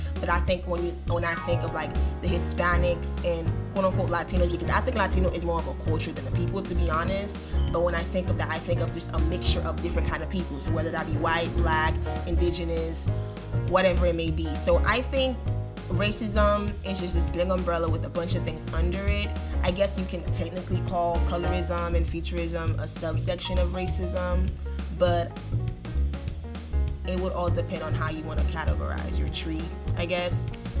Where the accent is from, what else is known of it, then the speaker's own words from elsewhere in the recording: Haiti; And, you know, like I said, growing up in Haiti, it was always like, oh, the Dominicans are racist towards us